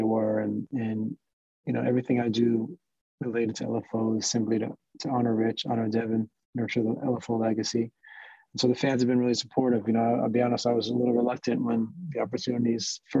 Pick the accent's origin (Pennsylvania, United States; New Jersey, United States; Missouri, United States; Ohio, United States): New Jersey, United States; Mahwah; also born or lived in New York; now in Florida, United States; grew up in New Jersey